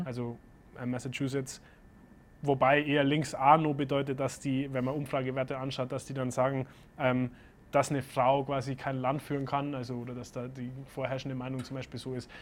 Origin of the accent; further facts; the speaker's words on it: Germany; also born or lived in Boston; bei uns in Deutschland